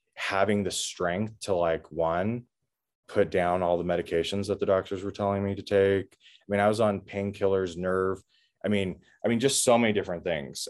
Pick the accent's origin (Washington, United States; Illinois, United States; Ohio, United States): Washington, United States; I grew up in Washington State